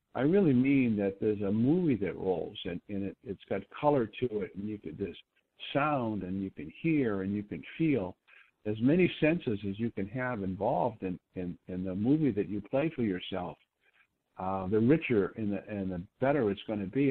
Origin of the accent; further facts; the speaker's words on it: Boston, Massachusetts, United States; moved away as an adult; I was from Boston